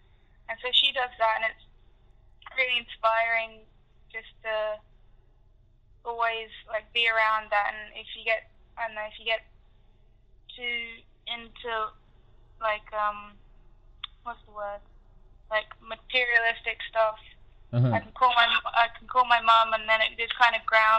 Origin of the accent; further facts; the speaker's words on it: Indonesia; also born or lived in Africa; Well, I grew up in Africa and Indonesia, so I was always kind of immersed in, like, a low-income environment.